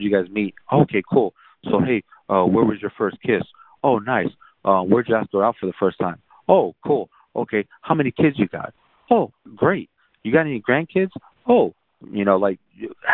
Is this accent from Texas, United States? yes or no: yes; San Antonio, Texas, United States; also born or lived in South Korea; I grew up in San Antonio